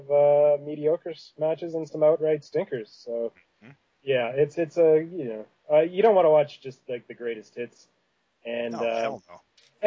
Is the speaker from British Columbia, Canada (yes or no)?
no; Saskatchewan, Canada; moved away; also born or lived in Winnipeg, Manitoba; I was born in Saskatchewan, actually, and I lived in Winnipeg when I was very young. And so I probably sound like Roddy Piper in a lot of ways